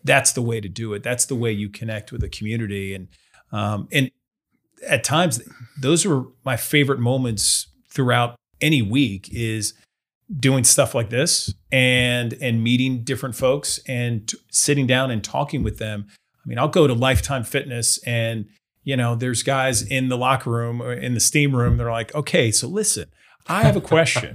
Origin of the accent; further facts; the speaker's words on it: Boca Raton, Florida, United States; moved away; I grew up in South Florida